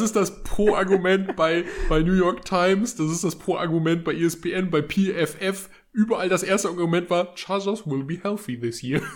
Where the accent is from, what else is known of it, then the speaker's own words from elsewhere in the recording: Germany; als Deutsche